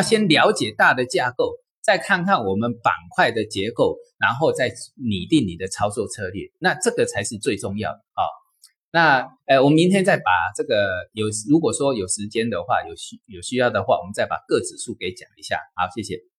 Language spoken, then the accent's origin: Chinese; China; 我们中国